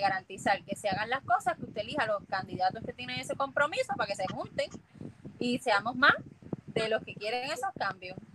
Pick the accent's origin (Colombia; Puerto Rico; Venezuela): Puerto Rico; also born or lived in Washington, United States